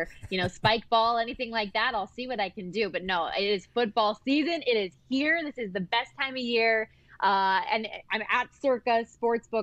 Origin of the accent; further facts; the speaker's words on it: Las Vegas, Nevada, United States; I was born and raised here in Las Vegas.